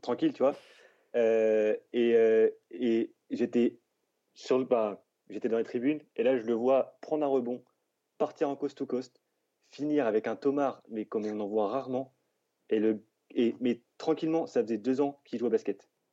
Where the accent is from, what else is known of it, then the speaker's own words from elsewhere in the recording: Orléans, Centre-Val de Loire, France; à la base, euh, je suis, je suis d'Orléans